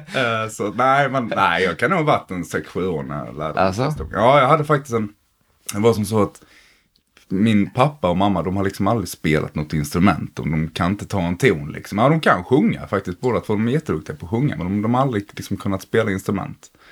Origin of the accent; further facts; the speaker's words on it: Blekinge, Sweden; jag kom från Blekinge